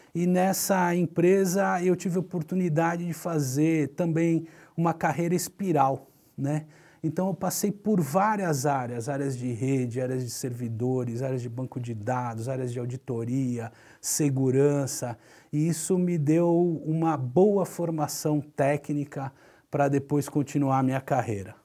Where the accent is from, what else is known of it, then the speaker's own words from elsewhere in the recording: Santos, São Paulo, Brazil; Eu nasci em Santos, tive o privilégio de sempre morar próximo da praia